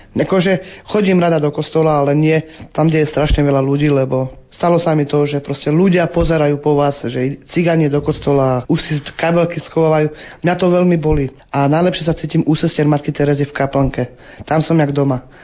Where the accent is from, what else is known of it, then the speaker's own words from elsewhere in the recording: Bernolákovo, Bratislava Region, Slovakia; also born or lived in Zlaté Moravce; now in Bratislava, Slovakia; Pochádzam z Bratislavy, vyrastala som v detskom domove v Bernolakove